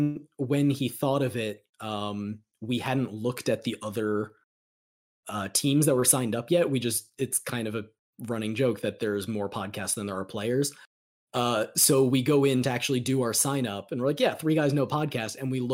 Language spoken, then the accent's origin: English; New Jersey, United States; now in Austin, United States; I grew up in Jersey. I live in Austin, Texas now.